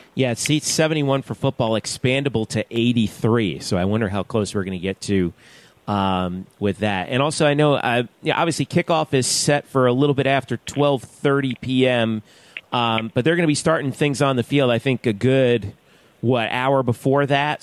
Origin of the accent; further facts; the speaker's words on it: South Florida, United States; also born or lived in Georgia; I'm from South Florida